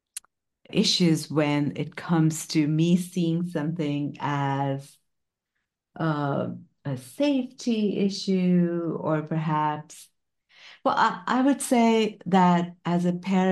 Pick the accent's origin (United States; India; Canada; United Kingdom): India; moved away; I'm an Indian immigrant parent